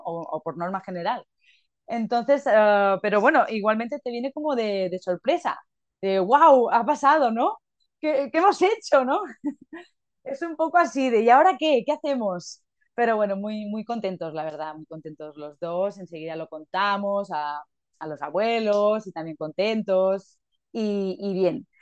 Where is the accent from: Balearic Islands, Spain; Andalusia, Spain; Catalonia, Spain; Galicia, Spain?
Balearic Islands, Spain; Mallorca; soy de Mallorca, mi pareja Alberto también